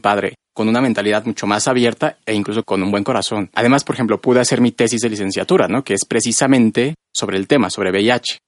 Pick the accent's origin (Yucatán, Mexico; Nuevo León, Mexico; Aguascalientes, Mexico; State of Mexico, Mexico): State of Mexico, Mexico; moved away as an adult; now in Mexico City, Mexico; Nací aquí en la Ciudad de México y vivo aquí también desde hace ya unos años, desde que entré a la universidad, pero crecí en un pueblito al norte del Estado de México